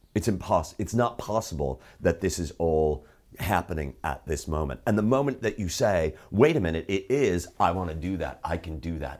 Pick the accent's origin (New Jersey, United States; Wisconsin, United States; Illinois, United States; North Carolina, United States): Illinois, United States; Chicago; I'm from Chicago